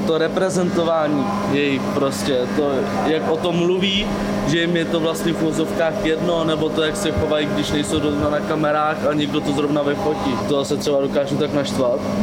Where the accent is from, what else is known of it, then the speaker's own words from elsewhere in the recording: Karlovy Vary, Karlovy Vary Region, Czechia; já jsem z Karlových barů, nejsem z Kinčperka